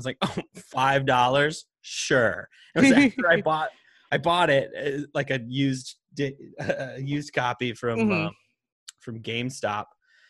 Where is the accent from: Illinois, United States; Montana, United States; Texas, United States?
Montana, United States; Because also, no, like I grew up in Montana.